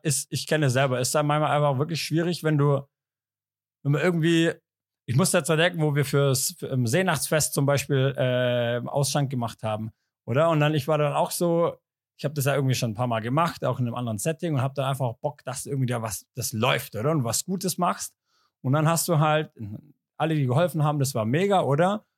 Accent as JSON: {"language": "German", "town": "Ulm", "region": "Baden-Württemberg", "country": "Germany", "moved": "yes", "said": "Ich komme ja aus Ulm"}